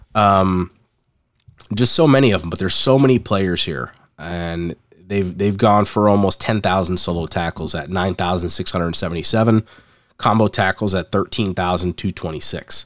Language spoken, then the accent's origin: English; East Coast, United States; I grew up on the East Coast here